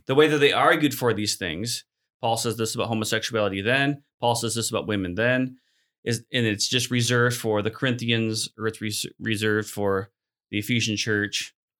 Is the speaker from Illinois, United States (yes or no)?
yes; Chicago, Illinois, United States; moved away as an adult; also born or lived in Abbotsford, BC; now in Hamilton, Canada; I grew up in the Christian-formed church as well in South Chicago area